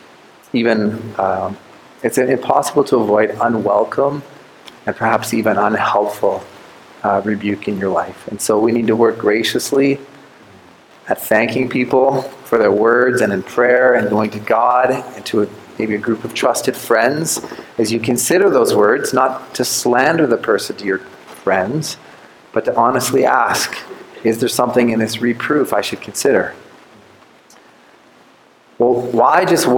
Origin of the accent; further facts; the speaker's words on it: Canada